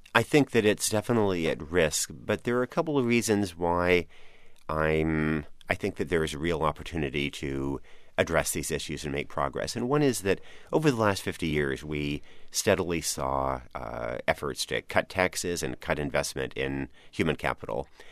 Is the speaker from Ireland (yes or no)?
no; Oregon, United States; moved away; I grew up in Oregon